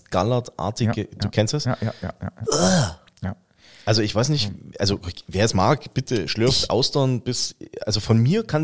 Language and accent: German; eastern Germany, Germany; Wir kommen ähm, beide aus dem Osten.